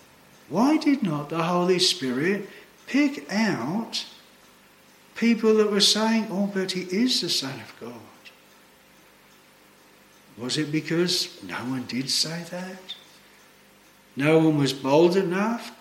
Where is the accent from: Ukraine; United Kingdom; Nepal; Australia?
Australia; moved away as an adult